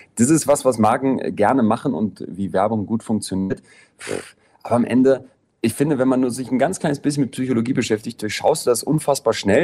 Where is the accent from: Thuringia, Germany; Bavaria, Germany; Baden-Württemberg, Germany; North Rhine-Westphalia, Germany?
North Rhine-Westphalia, Germany; Solingen; now in Berlin, Germany; in Solingen, wo ich herkomme